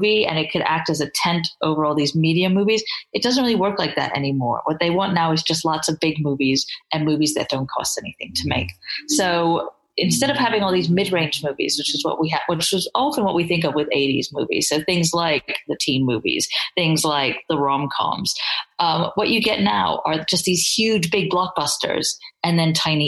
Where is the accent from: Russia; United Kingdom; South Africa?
United Kingdom; England; that's me being English there